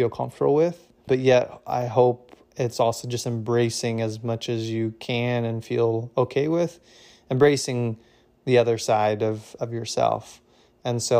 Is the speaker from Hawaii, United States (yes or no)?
no; Marion, Indiana, United States; In terms of just growing up, I grew up in Marion, Indiana, uh, which is like an hour north of Indianapolis. It was a pretty normal childhood, I would say.